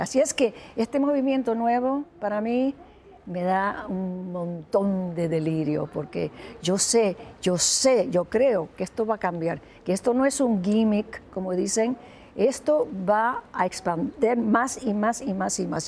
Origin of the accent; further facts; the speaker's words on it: Humacao, Puerto Rico; moved away; mi pueblo, donde nací